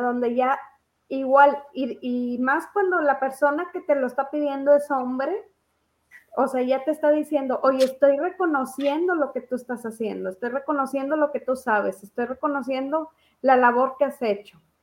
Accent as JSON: {"language": "Spanish", "country": "Mexico", "said": "Aquí en México"}